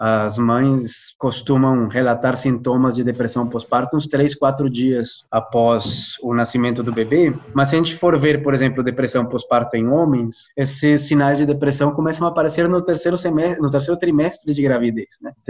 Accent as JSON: {"language": "Portuguese", "country": "Colombia", "second_language": "Portuguese", "said": "isso que a Jo falou, eu sou colombiano, sou psicólogo"}